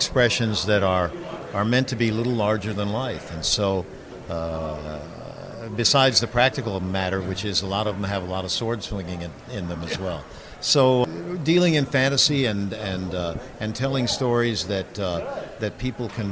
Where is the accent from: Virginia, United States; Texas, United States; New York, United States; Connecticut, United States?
Texas, United States; I was raised basically in Texas